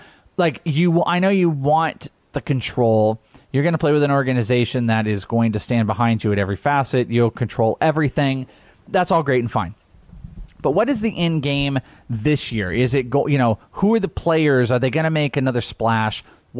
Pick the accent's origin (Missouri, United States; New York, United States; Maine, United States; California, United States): California, United States; Bay Area; now in Arizona, United States; because I'm from California, I'm born in the Bay Area